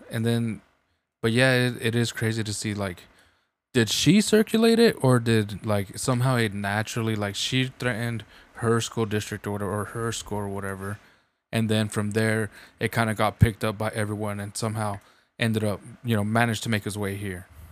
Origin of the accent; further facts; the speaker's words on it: New Mexico, United States; I'm from New Mexico